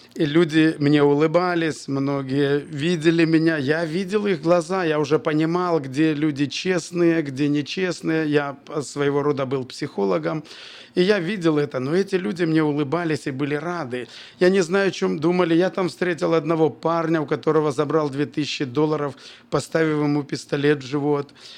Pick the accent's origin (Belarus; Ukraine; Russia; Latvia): Belarus; Bobruisk, Mogilev Region; also born or lived in Kazakhstan / Kyrgyzstan; с четвёртого по десятый класс я учился в Бобруйске и, в принципе, там закончил школу